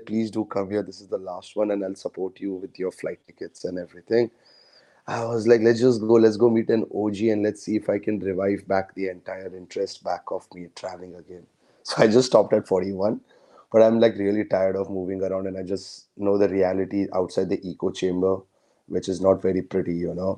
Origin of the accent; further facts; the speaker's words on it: India; I'm a Indian